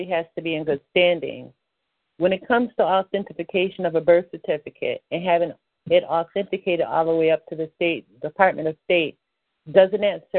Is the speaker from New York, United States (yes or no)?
yes; New York, United States; I was born in New York State, not in New York City.